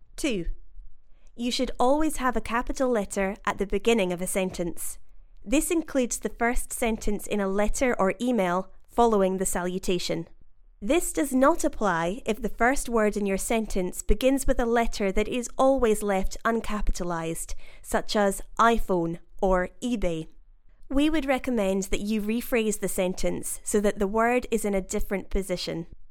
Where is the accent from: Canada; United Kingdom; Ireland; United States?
United Kingdom; accent: British English; As a British English speaker